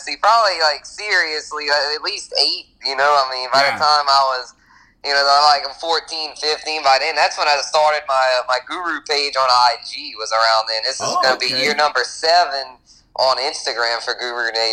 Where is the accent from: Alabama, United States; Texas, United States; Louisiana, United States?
Louisiana, United States; Lafayette; born and raised in Lafayette